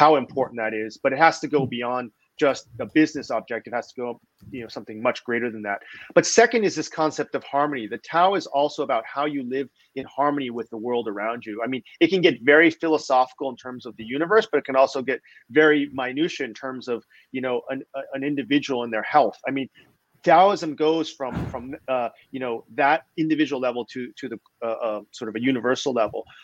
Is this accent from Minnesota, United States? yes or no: no; San Francisco Bay Area, California, United States; moved away as an adult; also born or lived in China; growing up in the Bay Area